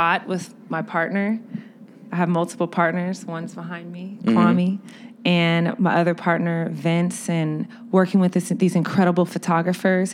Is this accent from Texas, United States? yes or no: yes; Austin, Texas, United States; also born or lived in London; now in Chicago, United States; I was raised in Austin